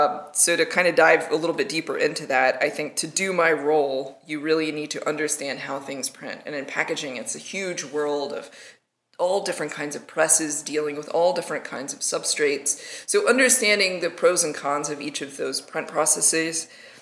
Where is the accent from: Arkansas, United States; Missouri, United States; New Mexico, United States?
Arkansas, United States; So I actually grew up in Arkansas. And you can't tell by my accent because I worked really hard not to have one.